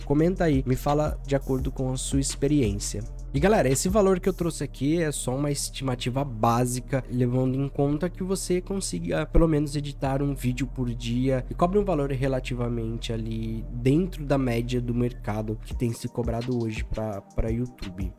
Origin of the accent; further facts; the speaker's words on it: São Paulo, Brazil; now in Santa Catarina, Brazil; eu sou de São Paulo e hoje, como editor de vídeo, eu tenho a possibilidade de morar em qualquer lugar do mundo. E eu escolhi morar no sul do país, em Santa Catarina